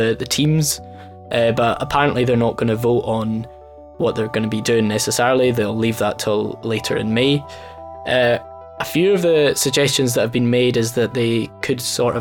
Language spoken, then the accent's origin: English; Dumfries, Scotland, United Kingdom; I'm originally from Dumfries